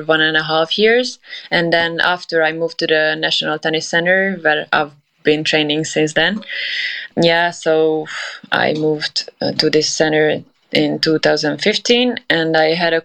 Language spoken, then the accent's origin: English; Hungary; also born or lived in Budapest; I'm from Hungary. I currently live in Budapest. I'm not from this city. I started playing when I was 4 in a small town